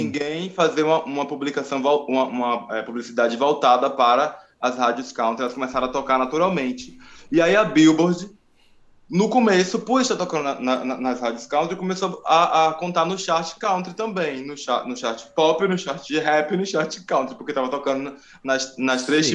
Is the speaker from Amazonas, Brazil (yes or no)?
no; Alagoinhas, Bahia, Brazil; moved away as an adult; now in São Paulo, Brazil; eu sou um cara que sou do interior da Bahia, né, sou de Alagoinhas.